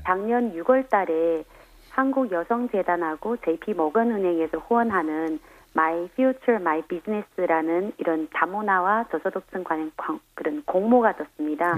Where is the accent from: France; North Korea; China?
China; Korean is a second language; moved away as an adult; now in South Korea; 중국에서 왔고요